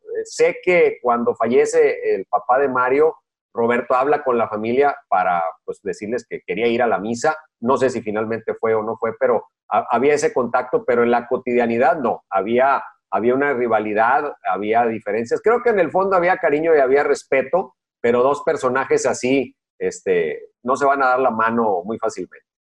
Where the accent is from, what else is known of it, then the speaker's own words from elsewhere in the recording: Monterrey, Nuevo León, Mexico; yo me considero mexicano porque más allá de donde nací, pues todo lo que tengo memoria es desde que llegué a Monterrey hasta la fecha.